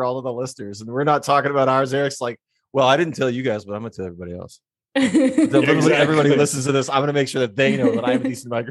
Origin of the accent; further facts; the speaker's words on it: Minnesota, United States; moved away; I'm from Minnesota. I know how to drive in the snow.